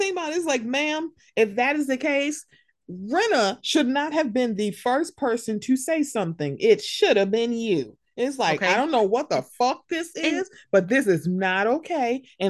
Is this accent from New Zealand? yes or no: no; Bosnia & Herzegovina; I'm from Bosnia and I know people and I've seen people killed and I know what this is like.